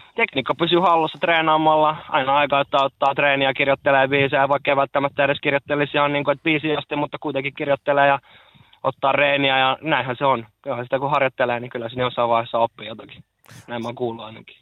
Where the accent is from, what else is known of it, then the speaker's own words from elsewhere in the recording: Lahti, Päijät-Häme, Finland; mä oon lahtelainen